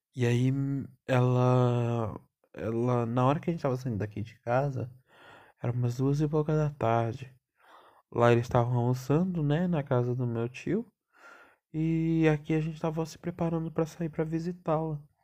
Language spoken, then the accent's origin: Portuguese; São Paulo, Brazil; eu sou paulistano e meu avô era baiano